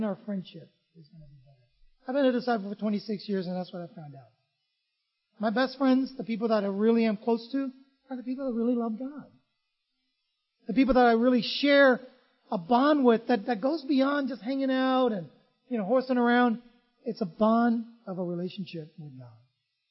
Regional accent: San Francisco, California, United States; also born or lived in Vietnam; I grew up in San Francisco

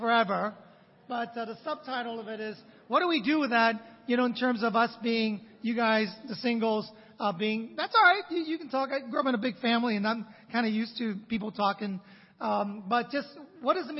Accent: San Francisco, California, United States; I grew up in San Francisco

